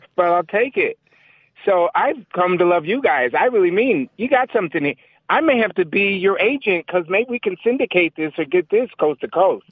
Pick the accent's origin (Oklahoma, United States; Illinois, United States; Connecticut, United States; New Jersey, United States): Connecticut, United States; I'm a Connecticut native